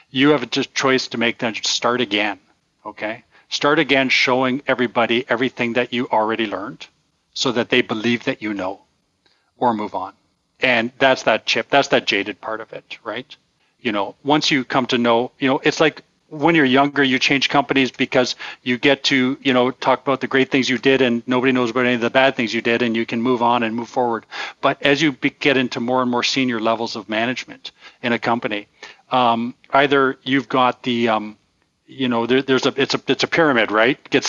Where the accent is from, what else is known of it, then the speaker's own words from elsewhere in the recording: Toronto, Ontario, Canada; they would have found us exotic and interesting that when we say we're from Toronto